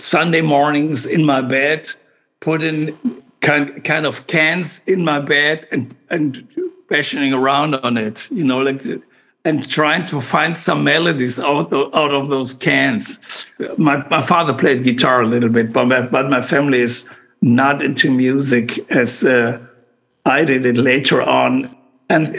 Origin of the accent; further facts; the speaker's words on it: Aachen, North Rhine-Westphalia, Germany; also born or lived in Cologne; My hometown is Aachen, Aix-la-Chapelle, the most western city in Germany